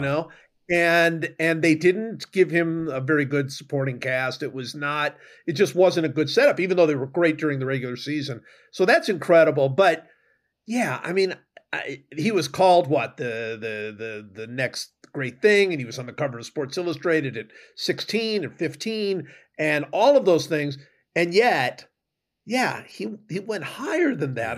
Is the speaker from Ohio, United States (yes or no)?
yes; Cleveland, Ohio, United States; I grew up in Cleveland.